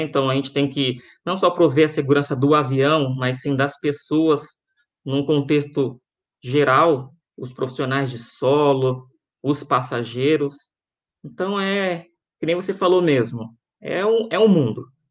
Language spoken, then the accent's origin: Portuguese; Rio de Janeiro, Brazil; now in Guarulhos, Brazil; sou carioca, morei até 95 no Rio de Janeiro, e no ano de 96 vim para cá, para São Paulo.